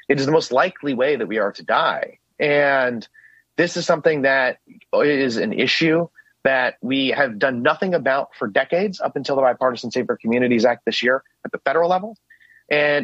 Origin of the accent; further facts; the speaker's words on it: Parkland, Florida, United States; now in Washington, D.C., United States; growing up in Parkland, going to Marjory Stoneman Douglas High School